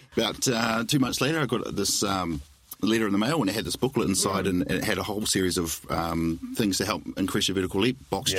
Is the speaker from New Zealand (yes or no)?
yes; New Zealand; being classic Kiwi